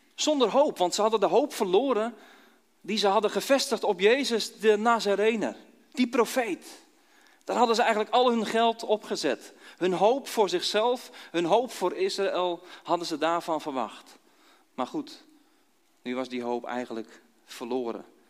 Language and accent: Dutch; Dordrecht, South Holland, Netherlands; moved away; also born or lived in Kampen / Nieuw-Buinen; ooit geboren in Dordrecht. Eh, met omzwerving in Kampen terechtgekomen. Twaalf jaar in Kampen gewoond